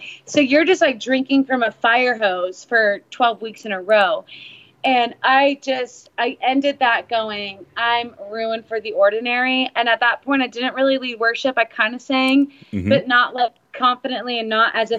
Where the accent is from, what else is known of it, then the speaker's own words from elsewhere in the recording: Oklahoma, United States; I was raised in the Bible Belt, right in the heart of Oklahoma, right smack dab in the middle